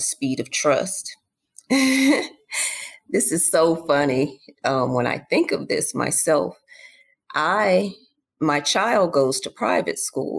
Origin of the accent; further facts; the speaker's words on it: Charlotte, North Carolina, United States; moved away; I'm from Charlotte, where I live at again today